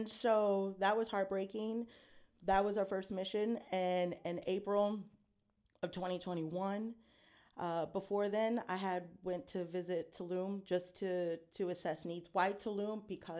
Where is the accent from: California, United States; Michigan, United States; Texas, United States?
Texas, United States; San Antonio; you know, growing up in San Anto, beautiful, beautiful community, a lot of culture. But I grew up in a way where it was like try to assimilate, you know, in the white spaces.